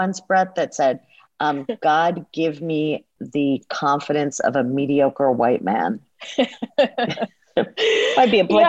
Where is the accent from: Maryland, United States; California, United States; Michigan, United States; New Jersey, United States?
New Jersey, United States; also born or lived in Israel / Montreal; I was born in Israel, and then my family's from Canada. They're from Montreal. So we went back to Montreal and then eventually moved to a bunch of different places in the States. And settled ultimately in New Jersey